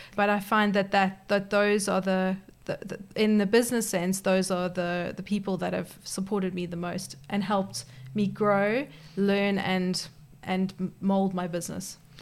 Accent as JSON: {"language": "English", "country": "South Africa", "moved": "as an adult", "lives_now": "Perth, Australia", "said": "I'm actually originally uh, from South Africa, but I moved to Perth thirteen years ago"}